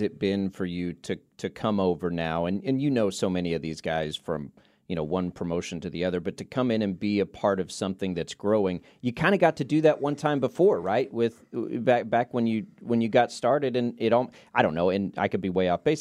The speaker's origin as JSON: {"language": "English", "region": "Texas Panhandle", "country": "United States", "tie": "born or raised there", "said": "I grew up in the Panhandle of Texas"}